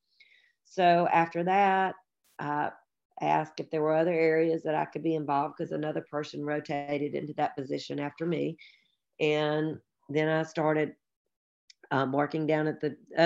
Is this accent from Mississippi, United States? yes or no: yes; Tupelo, Mississippi, United States; now in Memphis, United States; I grew up in Tupelo, Mississippi